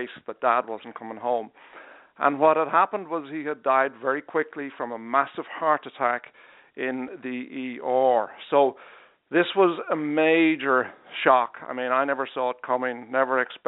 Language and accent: English; Dublin, Leinster, Ireland; moved away as an adult; now in Charleston, United States; I'm from Dublin in Ireland.